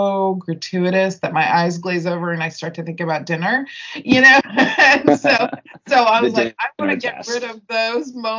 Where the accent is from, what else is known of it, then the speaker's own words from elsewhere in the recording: United States; growing up in America